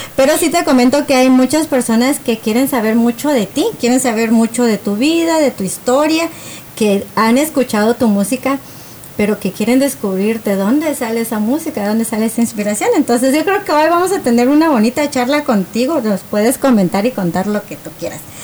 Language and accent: Spanish; Guatemala; moved away; yo viví en Guatemala, bueno, yo de hecho nací en Guatemala, soy guatemalteca